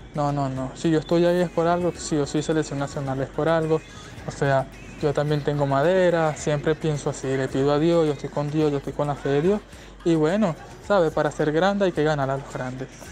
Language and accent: Spanish; Petare, Miranda, Venezuela; yo soy de Petare, pues, como, ¿sabes? Soy de los barrios